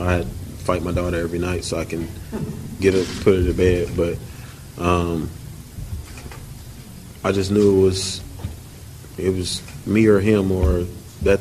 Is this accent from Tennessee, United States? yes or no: yes; Nashville, Tennessee, United States; I'm from Nashville, my whole life, born and raised here, went to high school, college here